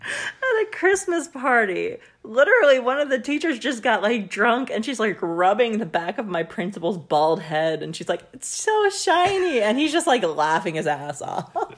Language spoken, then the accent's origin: English; United States; as an American